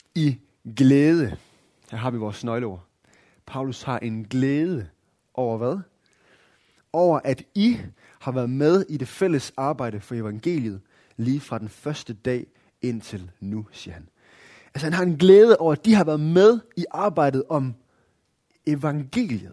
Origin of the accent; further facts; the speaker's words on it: Denmark; som danskere